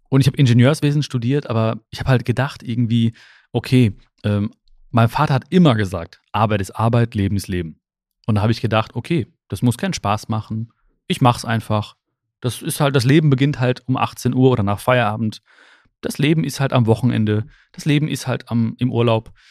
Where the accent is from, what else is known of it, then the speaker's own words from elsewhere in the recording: Germany; born there; ich bin ja die erste Generation, die hier in Deutschland geboren ist. Meine Eltern kommen aus, aus Indien, aus Kerala, aus dem südindischen Kerala.